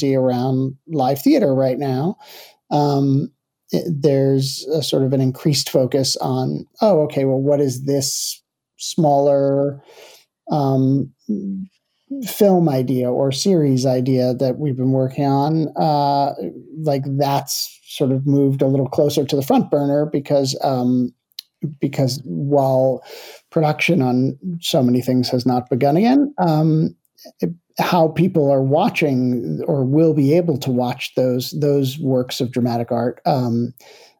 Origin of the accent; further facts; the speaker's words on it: Livingston, New Jersey, United States; I was born and raised in New Jersey, and Livingston, New Jersey was my hometown, is my hometown